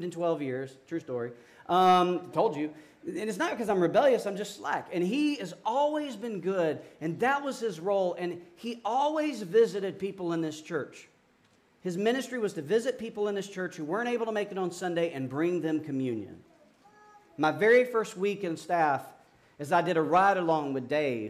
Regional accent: Georgia, United States; moved away as an adult; also born or lived in Amarillo, Texas; now in Williamsburg, United States; I'm from Georgia

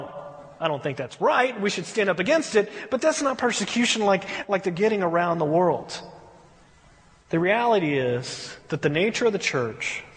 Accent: United States; we as American, you know, American churches

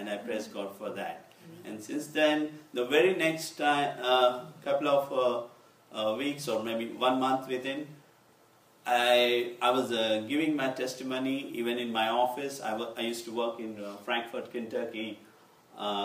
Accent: Hyderabad, Telangana, India; I come from Hyderabad

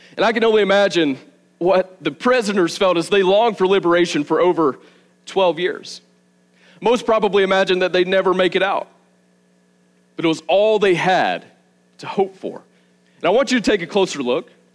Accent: the South, United States; moved away as an adult; also born or lived in Arizona; now in Milledgeville, United States; I grew up in the South. Just well, I guess me and my wife Savannah both grew up in the South. I grew up a few hours from here

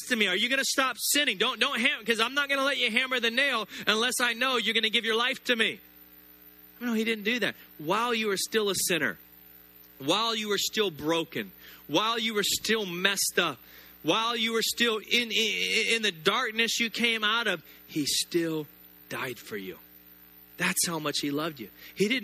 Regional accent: the South, United States; I grew up in the South, Southern Baptist

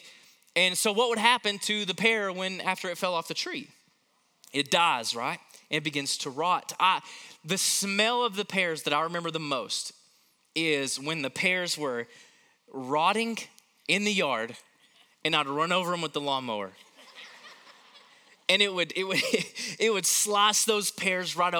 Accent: Knoxville, Tennessee, United States; growing up in Knoxville, Tennessee, we had a pear tree in our front yard

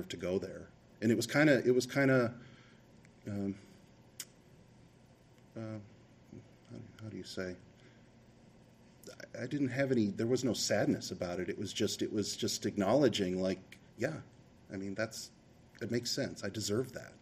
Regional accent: Rochester, Minnesota, United States; also born or lived in Macomb, Illinois; B'nai Israel was the synagogue I grew up in here in Rochester

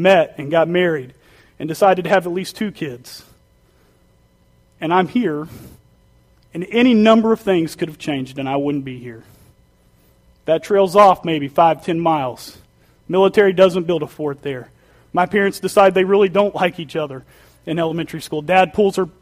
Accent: Duncan, Oklahoma, United States; moved away; coming from Oklahoma

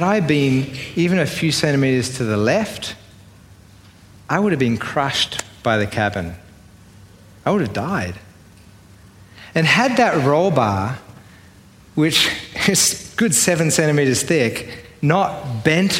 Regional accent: Sydney, New South Wales, Australia; accent: Australian; If you haven't yet worked out from my accent, I'm Australian. I grew up in Sydney

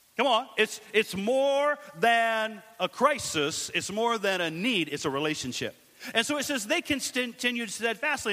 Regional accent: Washington, United States; also born or lived in Richlands, Virginia; I'm from uh, Washington, out west

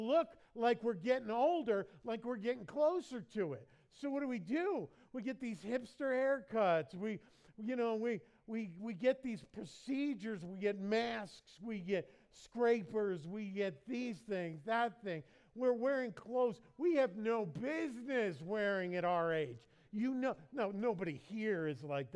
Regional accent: United States; I'm American

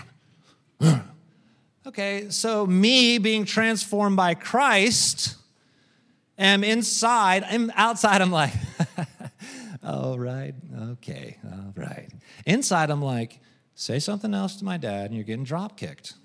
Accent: United States; I'm American

